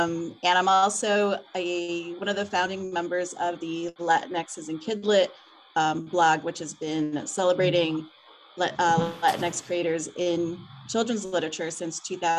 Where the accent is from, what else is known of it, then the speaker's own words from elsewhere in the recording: Chicago, Illinois, United States; moved away; also born or lived in Connecticut; I am from Connecticut, although I grew up in Chicago. So Chicago and the Northeast have been my homes.